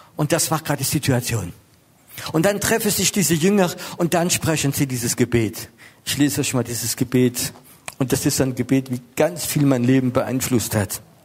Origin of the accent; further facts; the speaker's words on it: Strasbourg, Grand Est, France; now in Germany; bin Franzose, ich bin in Straßburg geboren, ich bin jetzt in Deutschland